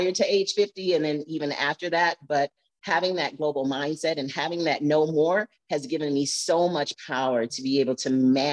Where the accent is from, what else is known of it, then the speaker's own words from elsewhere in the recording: Flint, Michigan, United States; now in Arizona, United States; I'm from Flint, Michigan